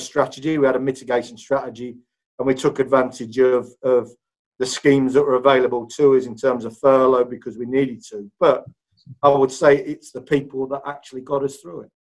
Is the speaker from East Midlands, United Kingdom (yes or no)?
yes; Leicester, East Midlands, United Kingdom; moved away; also born or lived in Huddersfield; I was born and bred in in Leicester. So this is my my hometown